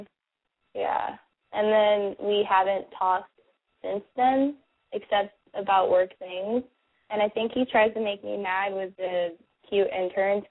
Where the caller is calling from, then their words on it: Los Angeles, California, United States; I'm 23, and I'm calling from Studio City